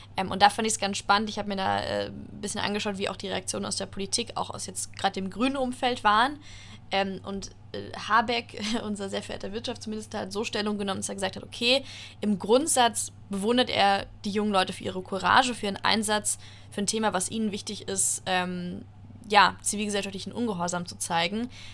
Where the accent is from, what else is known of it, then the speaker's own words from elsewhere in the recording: Germany; wir ähm, als Deutsche